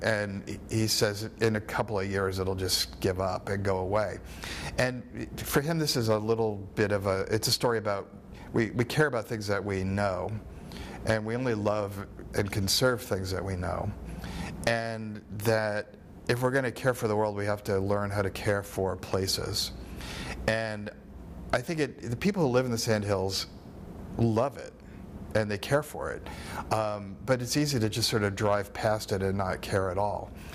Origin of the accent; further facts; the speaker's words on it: East Coast, United States; moved away as an adult; also born or lived in New York / Florida; now in Nebraska, United States; I'm from the East Coast. I grew up in New York and in Florida, and I spent a lot of my my youth um, on the beach.